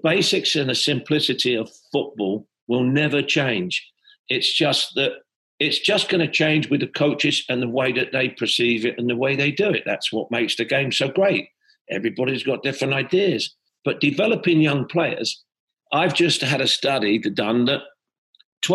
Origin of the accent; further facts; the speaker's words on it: Sunbury-on-Thames, South East England, United Kingdom; moved away as an adult; now in United States; I grew up in Sunbury-on-Thames, Middlesex